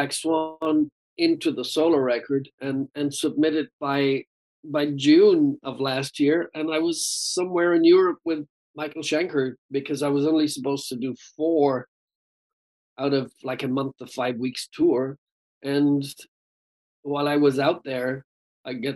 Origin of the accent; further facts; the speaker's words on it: Ireland; accent: Irish; my Irish accent